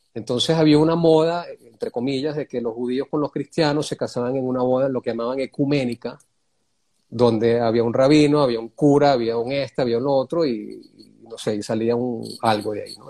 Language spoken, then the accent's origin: Spanish; Caracas, Capital District, Venezuela; moved away as an adult; also born or lived in Wisconsin, United States / California, United States; yo crecí en San Bernardino, en la Avenida Los Próceres